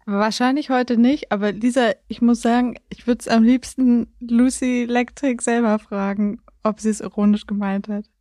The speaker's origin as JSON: {"language": "German", "region": "Berlin", "country": "Germany", "said": "Ich komme aus Berlin"}